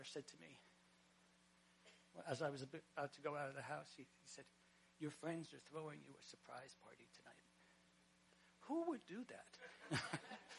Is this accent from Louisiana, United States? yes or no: no; Bergen County, New Jersey, United States; now in Ulster County, United States; I was raised in Bergen County